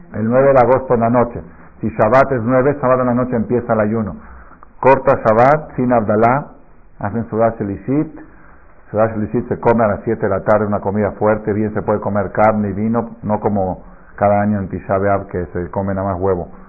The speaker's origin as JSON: {"language": "Spanish", "country": "Argentina", "tie": "born or raised there", "moved": "yes", "lives_now": "Mexico", "said": "yo me acuerdo en Argentina de chiquito"}